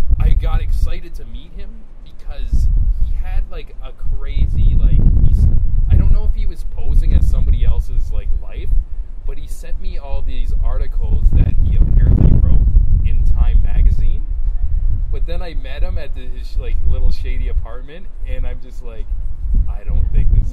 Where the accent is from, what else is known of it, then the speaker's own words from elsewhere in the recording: Niagara Falls, Ontario, Canada; moved away; I'm originally from Niagara Falls